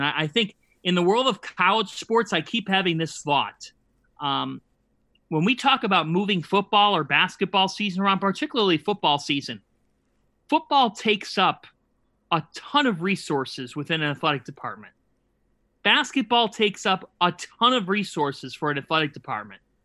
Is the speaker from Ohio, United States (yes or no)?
yes; Cleveland, Ohio, United States; moved away; growing up in Cleveland